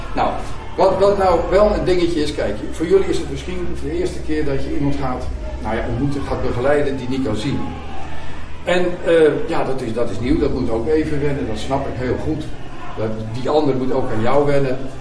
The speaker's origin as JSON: {"language": "Dutch", "town": "Pijnakker", "region": "South Holland", "country": "Netherlands", "tie": "born or raised there", "also_born_or_lived": "Het Gooi / Amsterdam", "moved": "yes", "said": "Ik ben geboren in Pijnakker, ook in Zuid-Holland. En uh, verhuisd ooit naar het Gooi."}